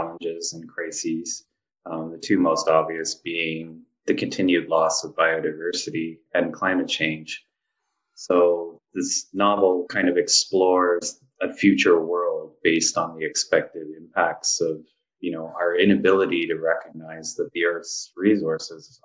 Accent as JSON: {"language": "English", "town": "Hamilton", "region": "Ontario", "country": "Canada", "tie": "born or raised there", "also_born_or_lived": "Yellowknife", "moved": "yes", "lives_now": "Toronto, Canada", "said": "I grew up like in Ancaster, which is a suburb. It's actually bigger than Yellowknife, but you know, suburb of Hamilton."}